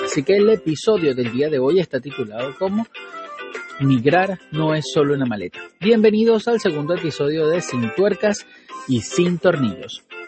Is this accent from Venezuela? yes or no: yes; Venezuela; born or raised there; moved away as an adult